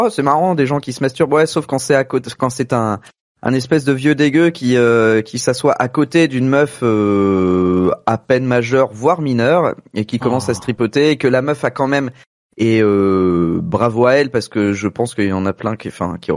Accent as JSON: {"language": "French", "town": "Rennes", "region": "Brittany", "country": "France", "said": "il y en a pas 36 000 à Rennes non plus, puisque je suis rennais."}